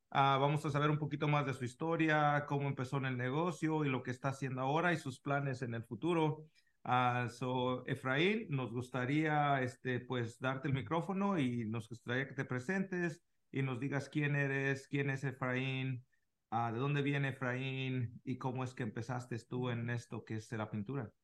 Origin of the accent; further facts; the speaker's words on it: Mexico; now in United States; somos mexicanos de corazón, pero al último de, también pues vivimos en otro país